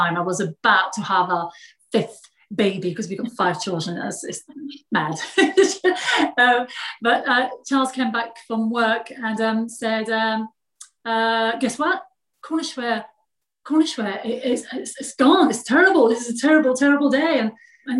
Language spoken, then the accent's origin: English; France; English is a second language; moved away as an adult; also born or lived in London, United Kingdom; now in England, United Kingdom; I was born in France